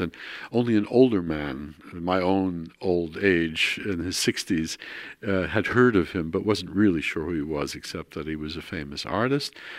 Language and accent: English; New York City, New York, United States; moved away as an adult; also born or lived in Queens, New York / Baltimore / Netherlands; now in Maarssen, Netherlands; I was born in New York. I was raised in Brooklyn and in Queens.